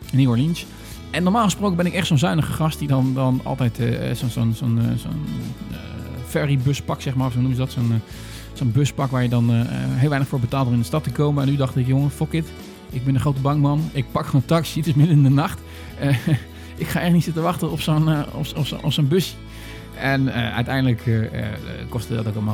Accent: Northern Ireland, United Kingdom; Ik kom uit Noord-Ierland. Nou, de vaste luisteraars weten dat ik wel iets heb met dat land.

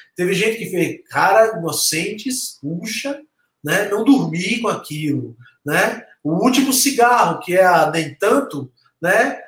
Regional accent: Santos, São Paulo, Brazil; accent: Bahian; also born or lived in Salvador, Bahia; now in São Paulo, Brazil; Minha infância foi no Gonzaga, em Santos

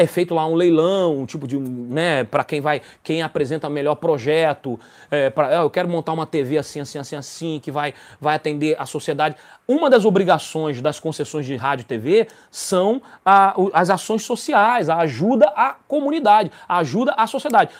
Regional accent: Rio de Janeiro, Brazil; eu sou do Rio de Janeiro

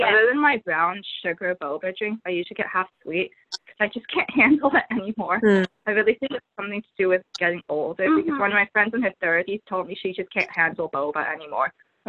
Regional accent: Southern California, United States; also born or lived in New York; Since I'm from Southern California

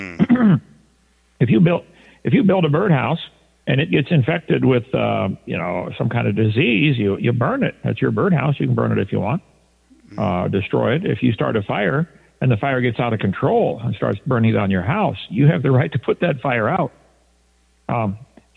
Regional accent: East Peoria, Illinois, United States; moved away; also born or lived in Pontiac, Michigan; I'm from East Peoria, Illinois

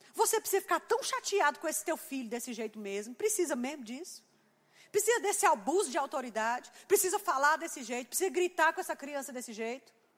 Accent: Campina Grande, Paraíba, Brazil; A gente chama isso lá em Campina de pantim.

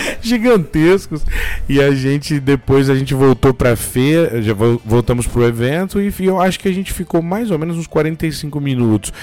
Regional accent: Bebedouro, São Paulo, Brazil; eu sou do interior de São Paulo, numa cidade pequena aqui chamada Bebedouro, perto de Ribeirão Preto

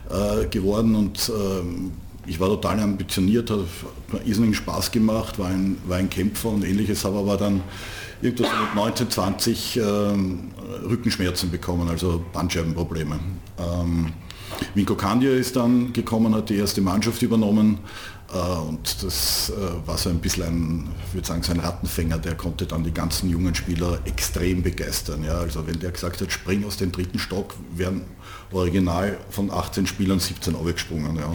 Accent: Vienna, Austria; als Wiener hat man es in Niederösterreich auch nicht besonders leicht gehabt

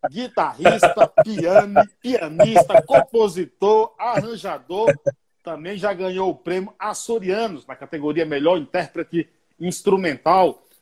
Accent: Bahia, Brazil; now in São Paulo, Brazil; Você sabe que eu sou baiano, né? Moro aqui em São Paulo.

